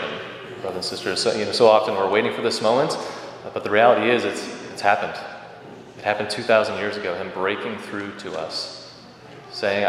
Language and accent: English; Rockford, Illinois, United States; when I was a little kid growing up in Rockford